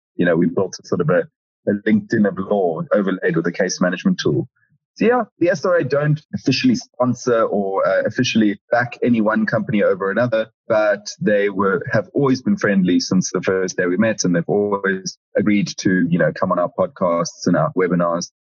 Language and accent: English; South Africa; moved away as an adult; now in London, United Kingdom; I'm from South Africa